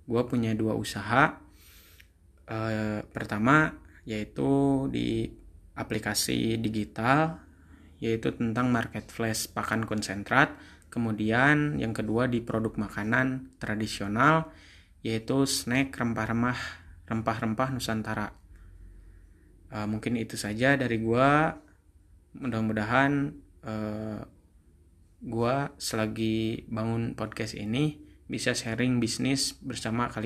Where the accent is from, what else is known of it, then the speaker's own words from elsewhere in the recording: Garut, West Java, Indonesia; Gue asal dari Garut. Namun gue kuliah di Jakarta Selatan